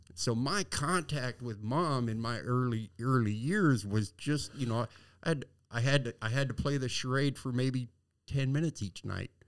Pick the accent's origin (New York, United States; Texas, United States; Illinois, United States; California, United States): California, United States; San Diego; I was born and raised in San Diego